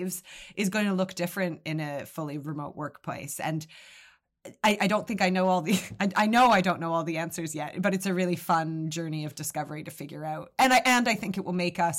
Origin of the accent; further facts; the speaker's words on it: Canada; moved away as an adult; now in United Kingdom; I am Canadian, but I've lived in the UK for nearly 20 years, but I still have that Canadian open friendliness, keen to apologize